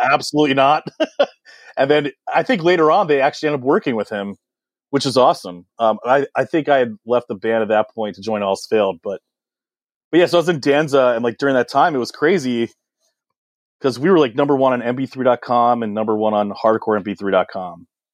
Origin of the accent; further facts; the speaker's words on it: Washington, District of Columbia, United States; I grew up in Washington, D C. I was, I was born in D C proper, which is pretty rare.